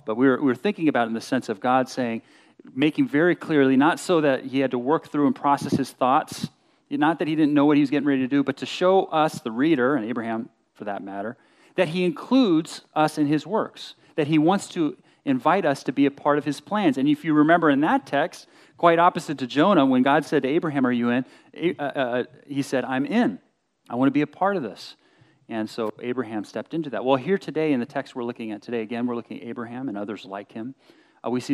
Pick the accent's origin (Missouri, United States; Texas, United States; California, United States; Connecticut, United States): California, United States; Berkeley, Bay Area, Southern; We moved from SoCal up to the Bay Area to Berkeley when I was in sixth grade